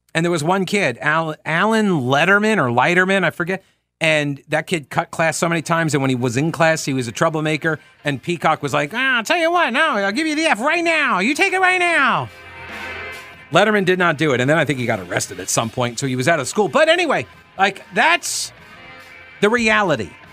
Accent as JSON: {"language": "English", "area": "Long Island", "region": "New York", "country": "United States", "tie": "born or raised there", "moved": "yes", "lives_now": "North Carolina, United States", "said": "growing up on Long Island"}